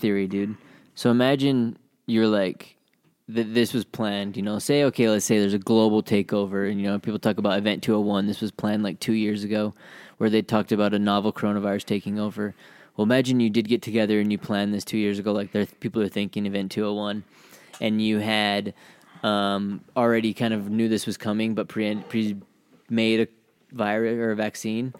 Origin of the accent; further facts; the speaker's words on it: Utah, United States; we're from Utah, we're savage